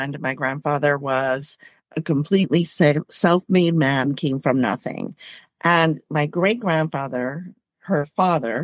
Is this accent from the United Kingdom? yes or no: no; Puerto Rico; moved away as an adult; also born or lived in Boston; now in United States; Well, I am Puerto Rican. I grew up in Puerto Rico.